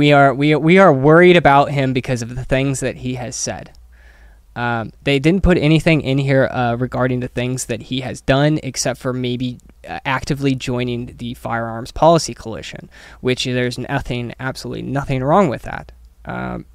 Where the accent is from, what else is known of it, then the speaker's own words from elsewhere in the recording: Missouri, United States; growing up in Missouri